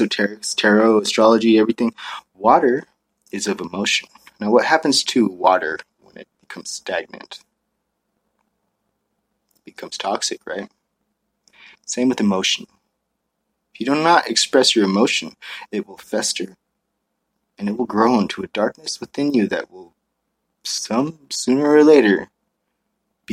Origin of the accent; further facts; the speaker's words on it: Maui, Hawaii, United States; moved away; I grew up in Maui